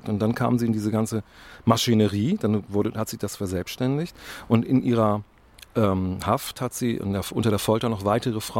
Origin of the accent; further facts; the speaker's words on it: Bremen, Germany; ich bin als Bremer immer wieder sehr überrascht